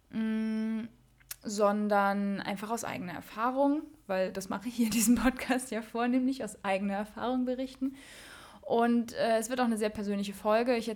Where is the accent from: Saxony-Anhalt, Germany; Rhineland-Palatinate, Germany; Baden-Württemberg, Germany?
Rhineland-Palatinate, Germany; Mainz; ich bin, ja, ich bin eine Mensa Mädche und groß geworden in der Mensa Phasenacht